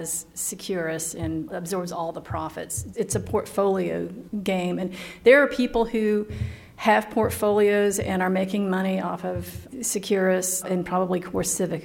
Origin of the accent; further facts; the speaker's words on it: East Tennessee, United States; I grew up in East Tennessee.